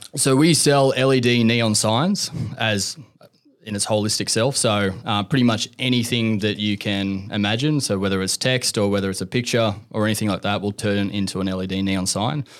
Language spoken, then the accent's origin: English; Central Coast, New South Wales, Australia; I'm from the Central Coast